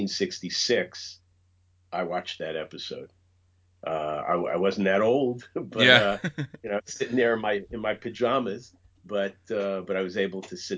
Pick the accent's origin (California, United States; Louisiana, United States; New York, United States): New York, United States; New York City; I grew up here in the New York area in the borough of Queens